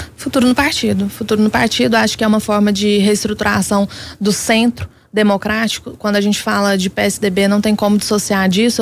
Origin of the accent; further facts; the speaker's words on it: Minas Gerais, Brazil; para nós que somos mineiros.